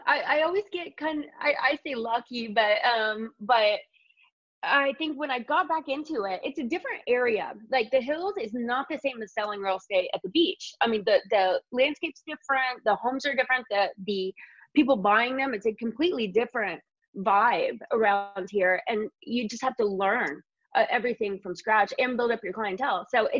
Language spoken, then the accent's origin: English; Indiana, United States; now in Los Angeles, United States; Yeah, and we're both from Indiana, yeah.